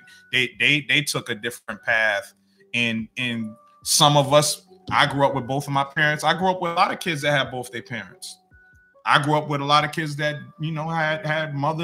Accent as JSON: {"language": "English", "town": "Boston", "region": "Massachusetts", "country": "United States", "tie": "born or raised there", "said": "I grew up in I call it the triangle, because I grew up right in the middle of Four Corners"}